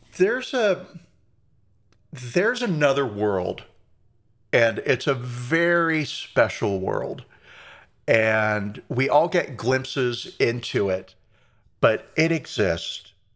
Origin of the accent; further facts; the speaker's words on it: Long Beach, California, United States; I'm from Long Beach, and I say I'm from L